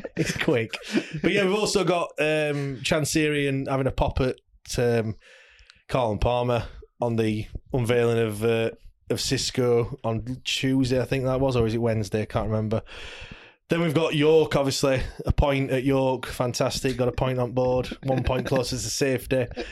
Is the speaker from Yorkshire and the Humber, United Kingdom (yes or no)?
yes; Sheffield, Yorkshire and the Humber, United Kingdom; we're from Sheffield